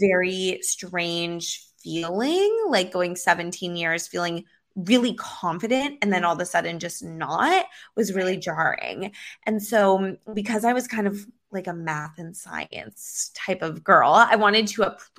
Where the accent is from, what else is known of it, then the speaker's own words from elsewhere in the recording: Los Angeles, California, United States; now in Miami Beach, United States; I grew up in Los Angeles and I live in Miami Beach now